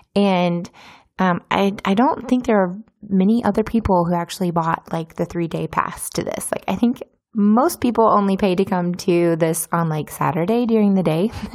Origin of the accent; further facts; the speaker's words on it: United States; moved away as an adult; now in Izmir, Turkey; I'm from America